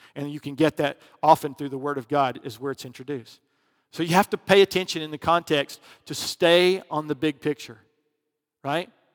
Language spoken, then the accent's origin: English; Alabama, United States; I was from Alabama back in, you know, grew up in the eighties